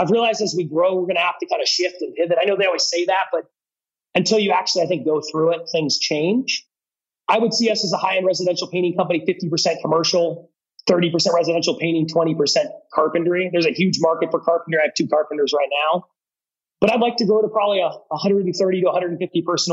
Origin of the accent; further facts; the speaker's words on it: Eugene, Oregon, United States; now in Seattle, United States; I grew up in Eugene, Oregon